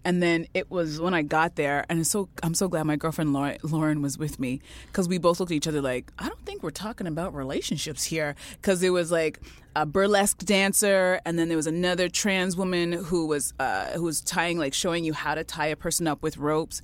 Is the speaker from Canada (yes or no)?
yes; Canada; I was born in Canada